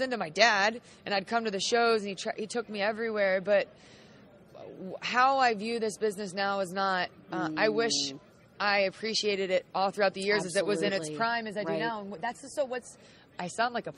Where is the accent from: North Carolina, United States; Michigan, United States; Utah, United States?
North Carolina, United States; Charlotte; I'm from Charlotte, North Carolina.